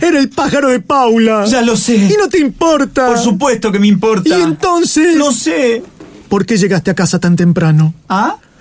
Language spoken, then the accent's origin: Spanish; Capilla del Monte, Córdoba, Argentina; nosotros eh, nacimos en Capilla del Monte